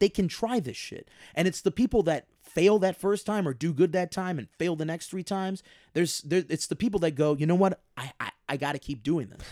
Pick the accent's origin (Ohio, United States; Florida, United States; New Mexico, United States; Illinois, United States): Illinois, United States; Chicago; I'm from Chicago